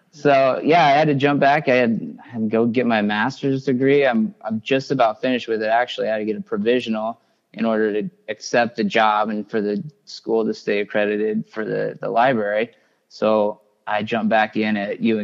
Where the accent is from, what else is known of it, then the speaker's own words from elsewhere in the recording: Imperial, Nebraska, United States; also born or lived in Chadron, Nebraska; growing up at my hometown in Imperial.